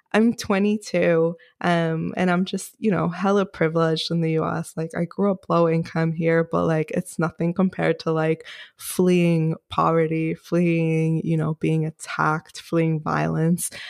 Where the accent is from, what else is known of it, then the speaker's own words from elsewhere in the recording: New York City, New York, United States; also born or lived in Rockland County, New York / California; I grew up in Queens, New York